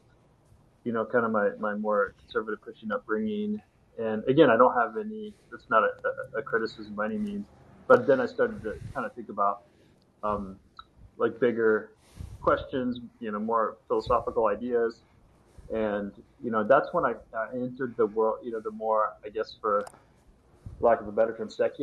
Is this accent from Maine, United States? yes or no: no; Missouri, United States; moved away as an adult; also born or lived in United Kingdom / the Dakotas; we are kind of from the Midwest, from Missouri